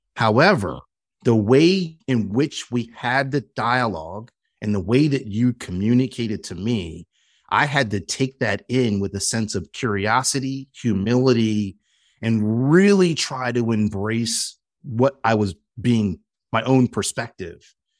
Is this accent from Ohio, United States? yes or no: no; Philadelphia, Pennsylvania, United States; a heterosexual black man growing up in Philadelphia with a very American mindset